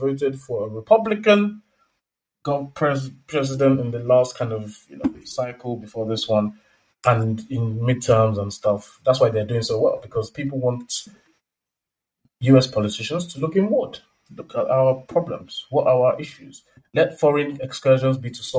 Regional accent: Nigeria; we're both from Nigeria

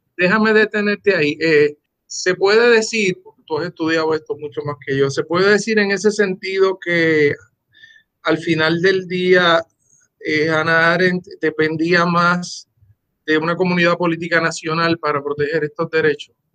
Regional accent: Puerto Rico; no me desvinculo de mi comunidad de origen, que es la puertorriqueña

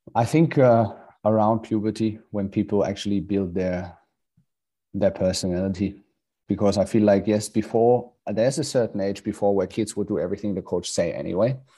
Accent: Hamburg, Germany; moved away as an adult; also born or lived in Luxembourg; now in Australia; we've been both burn, born and raised in Hamburg, Germany

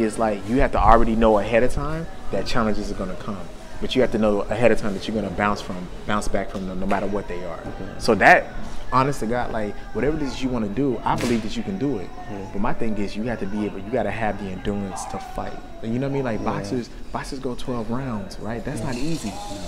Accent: Texas, United States; I'm from Texas

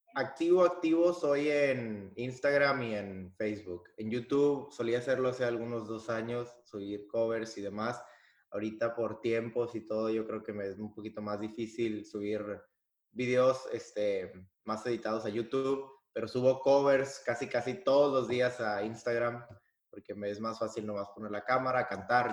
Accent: Piedras Negras, Coahuila, Mexico; moved away as an adult; now in Germany; vengo de Piedras Negras, Coahuila, la ciudad del Nacho

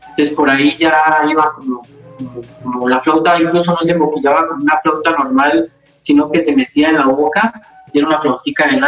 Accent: Popayán, Cauca, Colombia; Eh, yo nací aquí en Popayán eh, el 11 de abril del 64 en el barrio El Empedrado un barrio pues bien tradicional de acá de la ciudad.

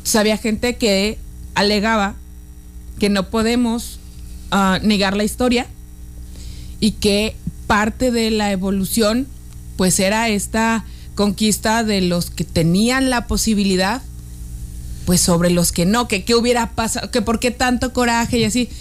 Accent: northern Mexico, Mexico; a nosotros la frontera

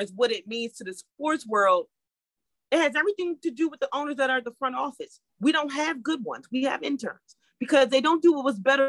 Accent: Washington, District of Columbia, United States; now in Baltimore, United States; I grew up on First Street, R Street.

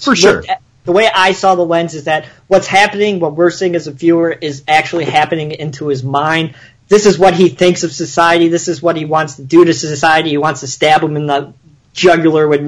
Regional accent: Chicago, Illinois, United States; I grew up in Chicago

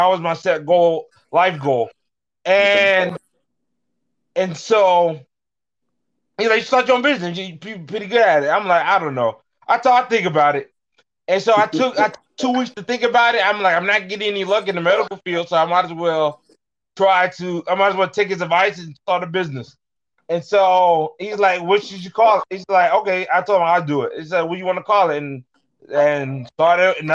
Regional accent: suburban Detroit, Michigan, United States; also born or lived in Alamogordo, New Mexico; I moved to Michigan, suburban Detroit, Michigan, Metro Detroit, when I was 9 years old. I haven't left since

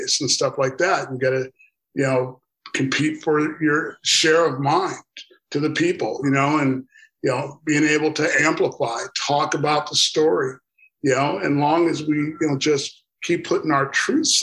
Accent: Minnesota, United States; I'm from Minnesota

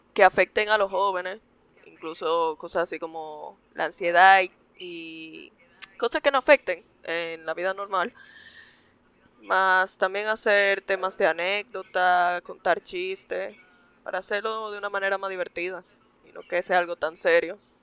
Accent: Santo Domingo, Distrito Nacional, Dominican Republic; Yo nací en Santo Domingo, República Dominicana.

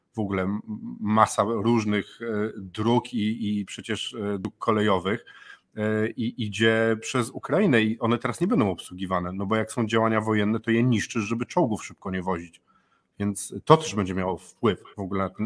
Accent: Gdańsk, Pomeranian Voivodeship, Poland; u nas w Gdańsku

